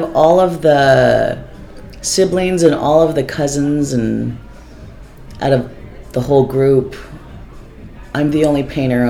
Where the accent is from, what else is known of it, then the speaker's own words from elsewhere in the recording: National City, California, United States; also born or lived in Tijuana, Mexico / Los Angeles, United States; I was born in National City.